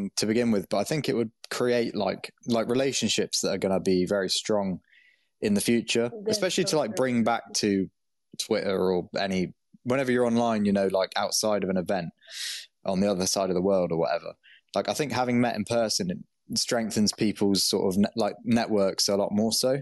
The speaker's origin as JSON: {"language": "English", "country": "United Kingdom", "said": "I'm from the UK"}